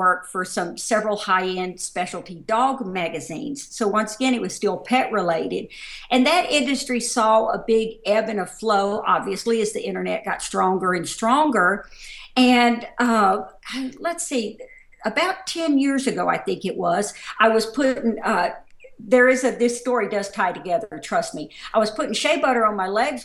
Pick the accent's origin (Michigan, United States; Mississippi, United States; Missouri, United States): Mississippi, United States; moved away as an adult; also born or lived in Dallas, Texas / St. Paul, Minnesota; now in Minnesota, United States; Obviously, this is not a Minnesota accent. I do not sound like everybody on Fargo. I grew up in Mississippi